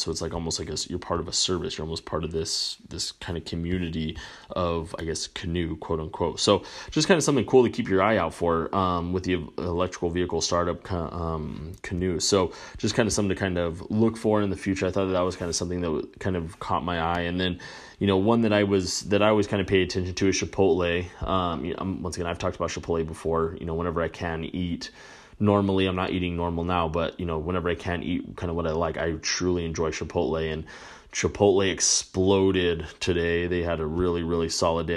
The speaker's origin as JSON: {"language": "English", "country": "United States", "said": "as an American, you know, I'm very proud American"}